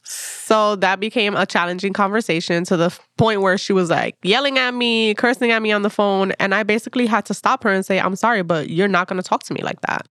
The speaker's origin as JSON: {"language": "English", "town": "Passaic", "region": "New Jersey", "country": "United States", "tie": "born or raised there", "lives_now": "Jersey City, United States", "said": "I am from Passaic, New Jersey. That's where I grew up"}